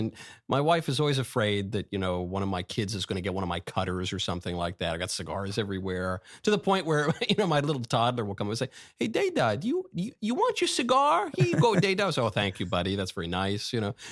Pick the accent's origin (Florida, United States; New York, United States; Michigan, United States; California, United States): New York, United States; I grew up in New York